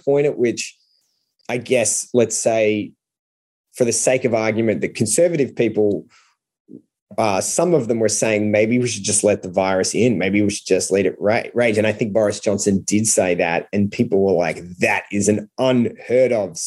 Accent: Australia; moved away as an adult; now in China; as an Australian, as a non-American

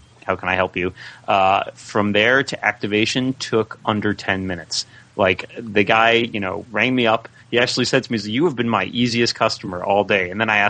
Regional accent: Newton, Massachusetts, United States; The Chestnut Hill Apple store in Newton, Massachusetts, my hometown.

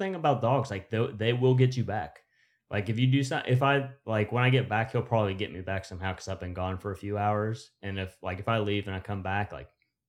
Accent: West Virginia, United States; We can say do good because we're from West Virginia.

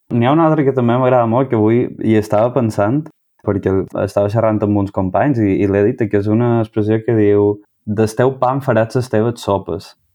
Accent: Manacor, Balearic Islands, Spain; moved away as an adult; now in Barcelona, Spain; Jo soc de, de Manacor

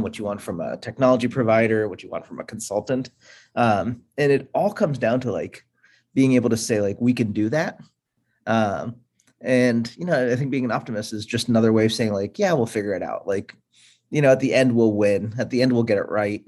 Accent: Buffalo, New York, United States; moved away as an adult; also born or lived in India / Pittsburgh, Pennsylvania; now in Boston, United States; I was born in India, um, so I'm first generation immigrant. Grew up in uh, Pittsburgh, then moved to Buffalo, New York for most of uh, like my middle school, high school

